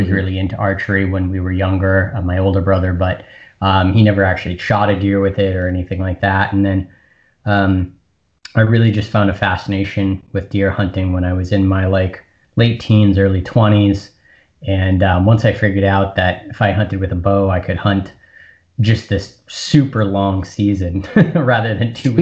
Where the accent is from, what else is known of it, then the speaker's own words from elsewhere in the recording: outside of Boston, Massachusetts, United States; I'm from about 30 minutes outside of Boston, Boston. So it's where I grew up